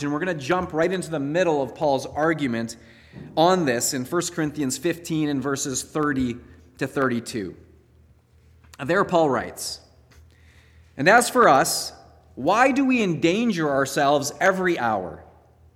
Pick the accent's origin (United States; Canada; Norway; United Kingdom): Canada; as Canadian Christians